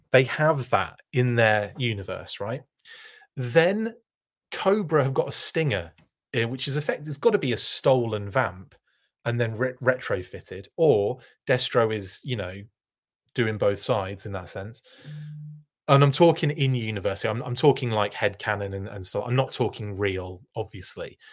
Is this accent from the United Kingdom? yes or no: yes; United Kingdom; a fan of action force growing up in the United Kingdom